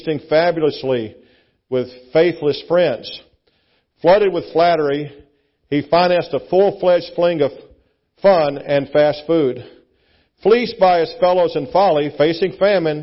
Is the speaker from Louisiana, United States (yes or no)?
yes; Louisiana, United States; moved away; I'm from Louisiana originally.